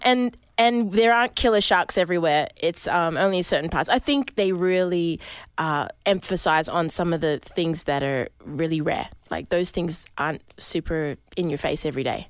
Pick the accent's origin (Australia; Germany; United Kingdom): Australia; Sydney, New South Wales; I'm from Sydney, from the city